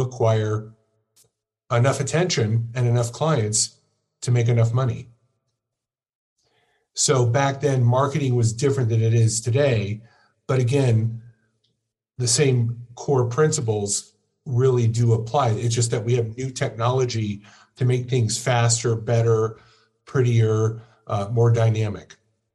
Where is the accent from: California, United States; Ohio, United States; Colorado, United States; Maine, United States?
California, United States; Orange County; I grew up in Orange County, California